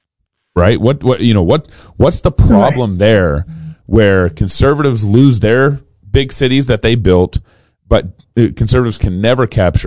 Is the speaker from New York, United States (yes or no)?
no; Dallas, Texas, United States; I grew up in Dallas, Texas